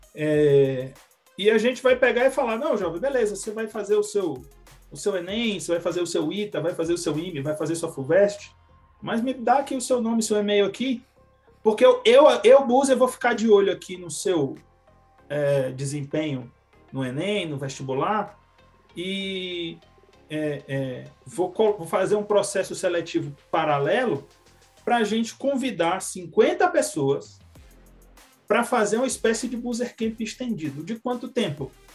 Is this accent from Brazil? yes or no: yes; Ceará, Brazil; now in São José dos Campos, Brazil; vem lá do, do, do Ceará, que é o minha terra natal